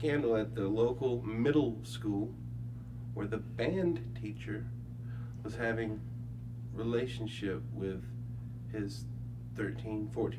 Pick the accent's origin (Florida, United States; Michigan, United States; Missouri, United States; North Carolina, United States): North Carolina, United States; now in California, United States; I'm from North Carolina, but I currently reside here in California.